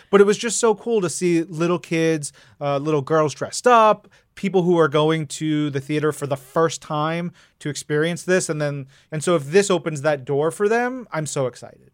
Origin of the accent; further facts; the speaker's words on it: New York, United States; I grew up in New York